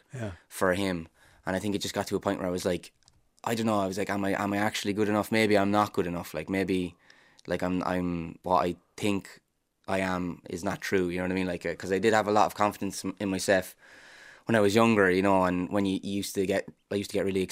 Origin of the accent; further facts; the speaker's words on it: Ireland; as Irish people